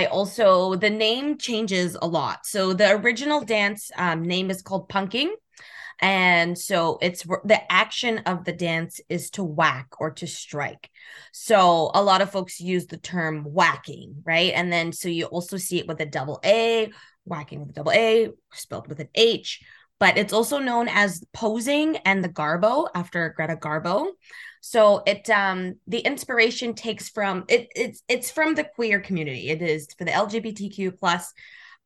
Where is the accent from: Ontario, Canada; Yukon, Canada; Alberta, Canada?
Alberta, Canada; Calgary; I'm originally from Calgary, Alberta